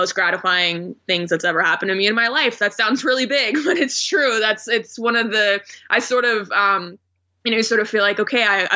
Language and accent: English; Phoenix, Arizona, United States; moved away as an adult; also born or lived in Houston, Texas / Oklahoma City, Oklahoma / Portland, Oregon; I grew up in Phoenix. So this was an opportunity to come back to my hometown